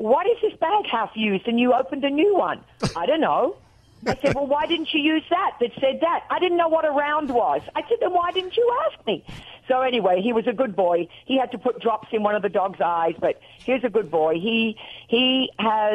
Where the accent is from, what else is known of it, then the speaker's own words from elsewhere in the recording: Australia; accent: Australian; also born or lived in Tennessee; now in Nashville, United States; When I talk to my sister on the phone in Australia, I get off there and I'm real Australian